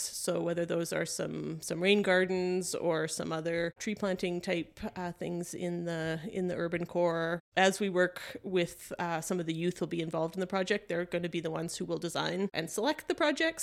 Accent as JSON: {"language": "English", "country": "Canada", "said": "we're Canadian"}